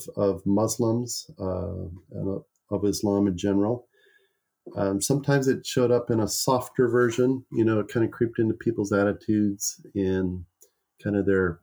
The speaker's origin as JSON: {"language": "English", "area": "the Northwest", "region": "Pacific Northwest", "country": "United States", "said": "I'm from the Northwest"}